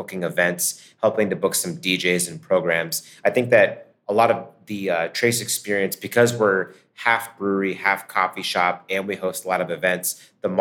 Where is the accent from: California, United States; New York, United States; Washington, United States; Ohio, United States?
Ohio, United States; near Akron, Canton; moved away as an adult; now in Pittsburgh, United States; I grew up near Akron, Canton, Ohio.